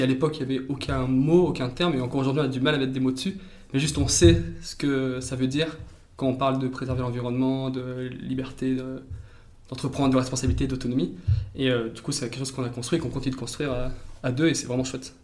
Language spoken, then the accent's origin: French; Valence, Auvergne-Rhône-Alpes, France; moved away; je viens de, la Drôme, de Valence.